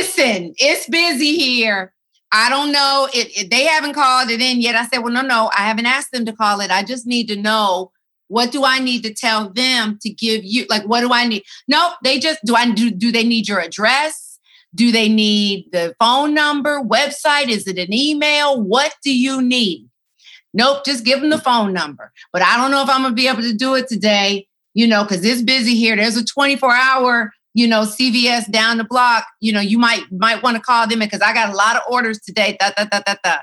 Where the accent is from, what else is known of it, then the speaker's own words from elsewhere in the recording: Atlanta, Georgia, United States; moved away; I'm in Atlanta. Yes, and you know I love my hometown, love it so much